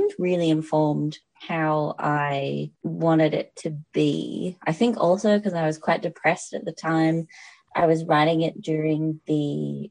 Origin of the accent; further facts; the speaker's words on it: the Dandenongs, Victoria, Australia; I grew up in the Dandenongs, which is Wurundjeri land